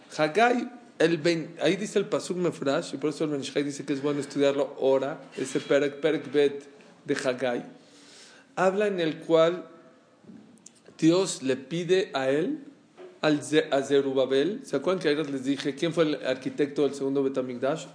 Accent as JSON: {"language": "Spanish", "country": "Mexico", "said": "le dije que soy de México"}